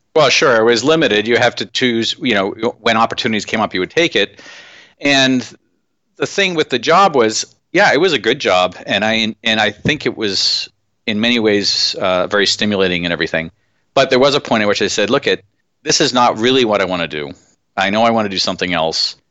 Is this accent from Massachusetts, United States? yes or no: yes; Massachusetts, United States; I grew up in Massachusetts.